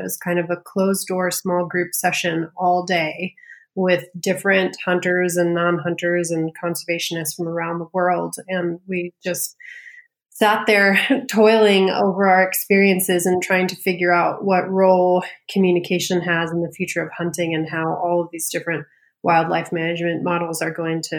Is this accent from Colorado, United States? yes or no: yes; Colorado, United States; also born or lived in California; So I grew up in Colorado mostly, but moved a lot as a kid. So bounced back and forth between California and Colorado a lot.